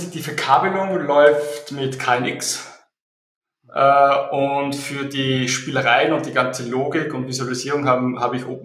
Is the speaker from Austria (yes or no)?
yes; Austria; Äh, wie es vielleicht der Dialekt äh, durchblicken lässt, ich komme aus Österreich.